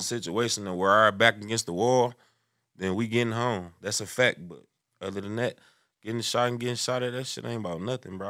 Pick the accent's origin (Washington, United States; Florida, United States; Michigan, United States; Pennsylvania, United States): Michigan, United States; Detroit; I'm from Six Mile